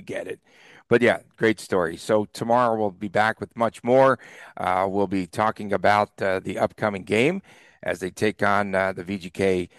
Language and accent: English; Las Vegas, Nevada, United States; from Las Vegas.